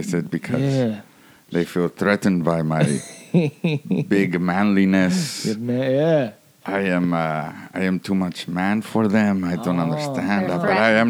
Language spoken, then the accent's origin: English; Hawthorne, California, United States; Oh, I am from Hawthorne.